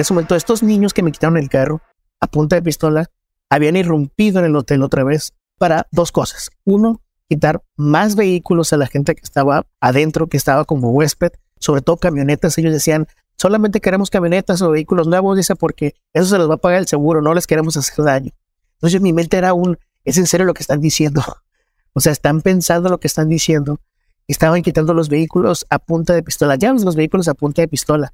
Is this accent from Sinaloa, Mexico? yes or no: yes; Culiacán, Sinaloa, Mexico; soy reportero en Culiacán. Yo nací en Culiacán.